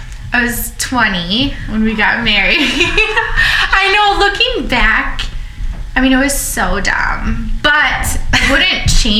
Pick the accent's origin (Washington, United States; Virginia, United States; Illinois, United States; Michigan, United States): Illinois, United States; Elburn; also born or lived in Texas; now in Aurora, United States; So I grew up in Elburn.